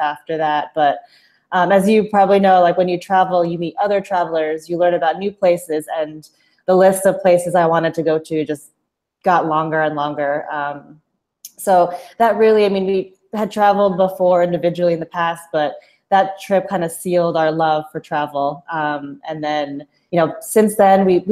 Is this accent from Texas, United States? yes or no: no; New Jersey, United States; moved away as an adult; now in Kuala Lumpur, Malaysia; I am originally from the great state of New Jersey in the United States. I'm Filipino American. My parents immigrated from the Philippines in the 70s. And so I was born in New Jersey, have lived there my entire life